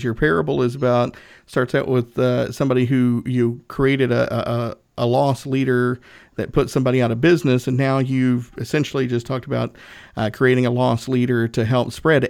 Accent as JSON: {"language": "English", "region": "Northeast Tennessee", "country": "United States", "said": "I'm from Northeast Tennessee."}